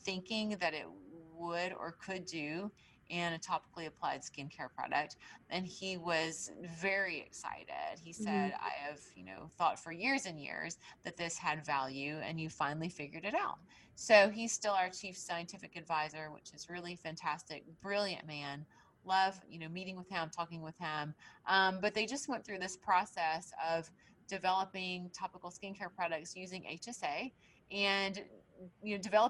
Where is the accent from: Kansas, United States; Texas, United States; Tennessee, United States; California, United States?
Tennessee, United States; because I came here from Tennessee. I didn't know anybody. I didn't know my way around.